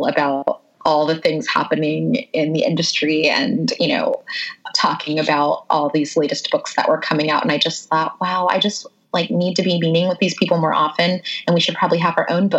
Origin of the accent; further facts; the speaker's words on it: South Carolina, United States; I was born in South Carolina